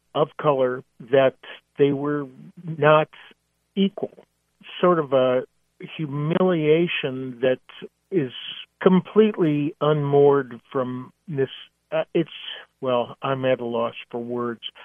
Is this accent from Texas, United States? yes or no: no; Seattle, Washington, United States; did go to the Moore Theater in Seattle, my hometown